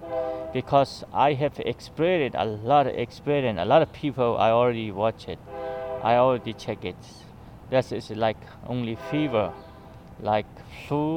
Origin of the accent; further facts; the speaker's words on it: Chin State, Myanmar; now in Garden City, United States; I am from Myanmar, Burma